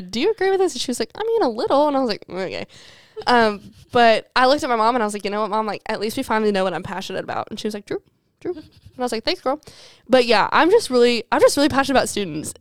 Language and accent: English; Alabama, United States; also born or lived in Mississippi; We're from Alabama